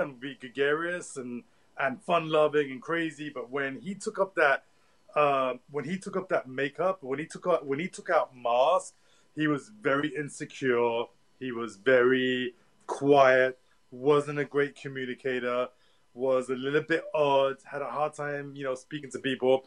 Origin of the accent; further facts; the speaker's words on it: London, United Kingdom; growing up in Tottenham